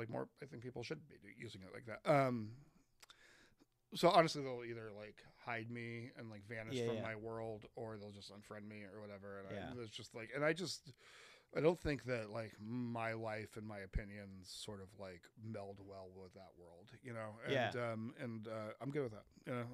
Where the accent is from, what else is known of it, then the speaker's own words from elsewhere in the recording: East Coast, United States; moved away; also born or lived in Colorado; we're from the East Coast, and we were living in rural Colorado